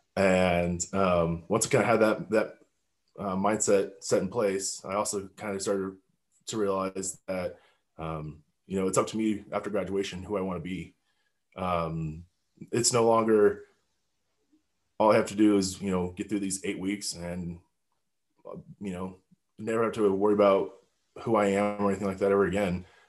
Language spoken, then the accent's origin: English; Highlands Ranch, Colorado, United States; I grew up in Highland Ranch, Colorado.